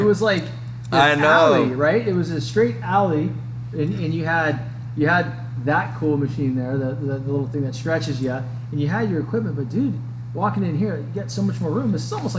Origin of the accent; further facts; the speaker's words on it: Concord, California, United States; also born or lived in Walnut Creek, California; So I grew up in the San Francisco Bay, Bay, right? So Concord, California, born and raised there. I was actually born in Walnut